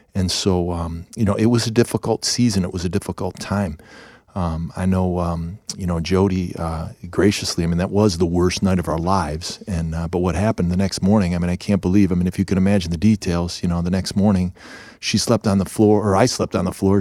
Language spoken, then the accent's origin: English; Ohio, United States; moved away; also born or lived in Chicago; we're from Ohio